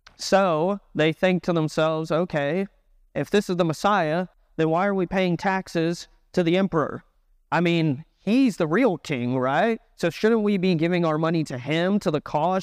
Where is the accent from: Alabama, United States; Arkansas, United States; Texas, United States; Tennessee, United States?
Texas, United States; Dallas; now in Raleigh, United States; I am not from North Carolina. I'm from Texas